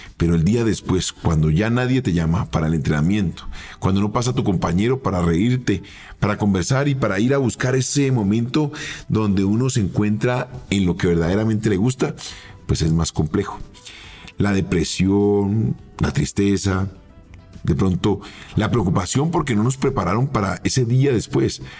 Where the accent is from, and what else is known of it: Colombia; also born or lived in Argentina